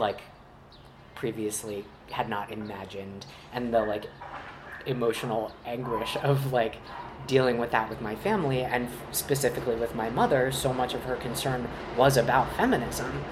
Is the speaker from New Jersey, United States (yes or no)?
no; Charlottesville, Virginia, United States; also born or lived in Long Island, New York; I was born on Long Island, but my family moved to Virginia when I was I just turned 5, and so I really identify as being from Virginia